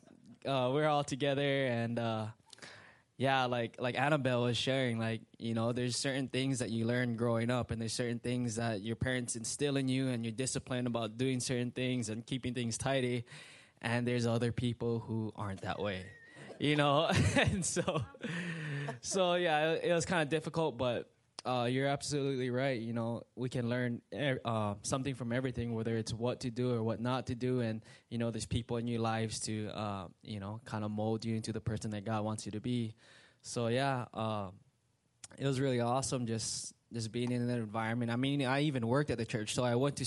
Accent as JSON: {"language": "English", "region": "Hawaii", "country": "United States", "tie": "born or raised there", "moved": "as an adult", "lives_now": "Indiana, United States", "said": "It's just a different culture growing up in Hawaii"}